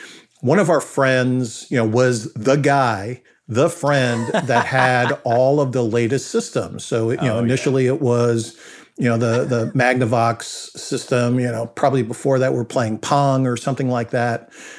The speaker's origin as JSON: {"language": "English", "town": "Brentwood", "region": "New York", "country": "United States", "tie": "born or raised there", "said": "I was fortunate growing up on Long Island in the town called Brentwood."}